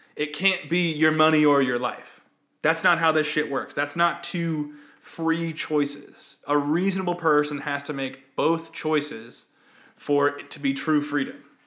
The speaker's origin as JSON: {"language": "English", "region": "Texas", "country": "United States", "tie": "born or raised there", "said": "when I was growing up in Texas"}